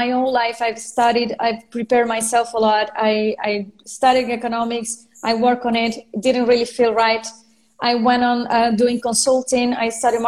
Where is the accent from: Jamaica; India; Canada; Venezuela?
Venezuela; first language Spanish; English is a second language; also born or lived in France; now in Spain; I'm from Venezuela. I lived in France. Now I'm living in Spain.